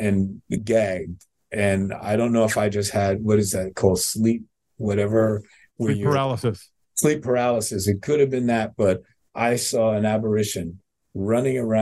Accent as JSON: {"language": "English", "region": "New York", "country": "United States", "moved": "yes", "lives_now": "Miami, United States", "said": "I'm a New Yorker."}